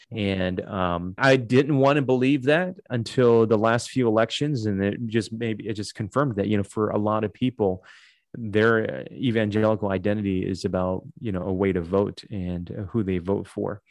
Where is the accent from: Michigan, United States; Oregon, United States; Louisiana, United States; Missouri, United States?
Michigan, United States; Detroit; moved away as an adult; also born or lived in Dallas / Toronto, Canada; now in Chicago, United States; I grew up in Detroit, so that's kind of like home for me.